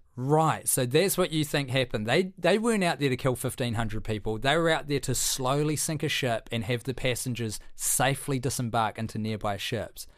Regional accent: Christchurch, Canterbury, New Zealand; my childhood as a young pyro growing up in Christchurch

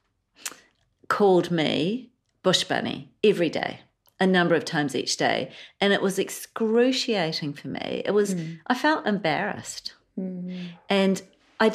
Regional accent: Invercargill, Southland, New Zealand; also born or lived in Sri Lanka / Waikouaiti, Otago; And then we moved to Invercargill when I was 10. And we were one of very few brown families in Invercargill

